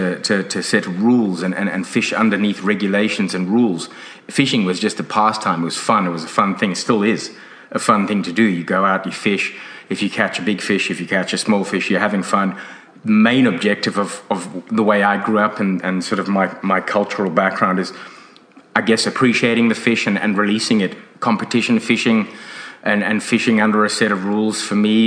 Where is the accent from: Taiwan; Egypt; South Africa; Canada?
South Africa; now in Australia; When I grew up in South Africa